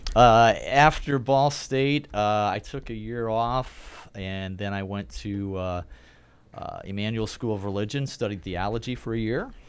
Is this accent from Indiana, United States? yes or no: yes; Hammond, Indiana, United States; I grew up in the Chicago area, actually, northwest Indiana. Uh, grew up in Hammond